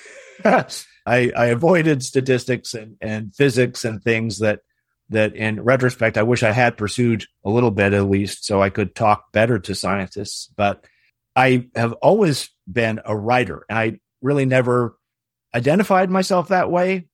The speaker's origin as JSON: {"language": "English", "town": "Portland", "region": "Oregon", "country": "United States", "tie": "born or raised there", "said": "I grew up in Portland, Oregon, and I was an only child"}